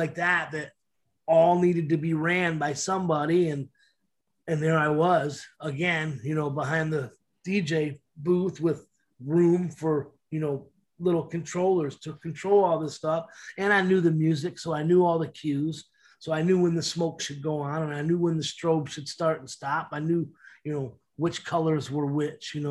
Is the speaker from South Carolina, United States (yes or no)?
no; Detroit, Michigan, United States; Growing up in Detroit here